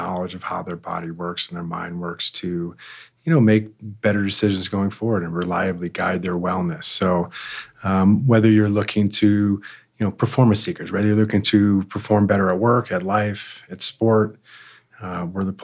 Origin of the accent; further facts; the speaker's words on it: Connecticut, United States; moved away as an adult; now in Lone Tree, United States; I grew up in Connecticut.